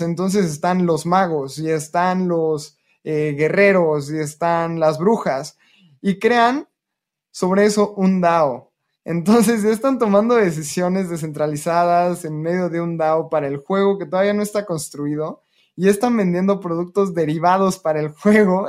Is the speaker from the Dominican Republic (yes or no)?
no; Mexico; nací en México